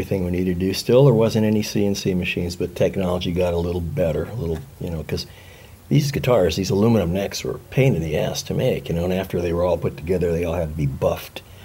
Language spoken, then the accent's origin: English; Los Angeles, California, United States; born or raised there; moved away; also born or lived in Naples, Italy / New Jersey